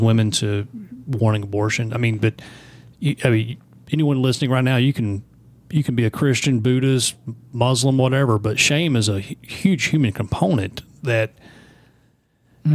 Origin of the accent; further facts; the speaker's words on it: the South, United States; I grew up here in the South